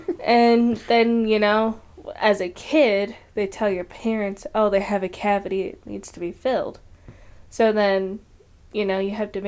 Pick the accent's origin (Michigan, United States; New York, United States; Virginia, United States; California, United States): Michigan, United States; I ain't even by Detroit. I'm by Kalamazoo.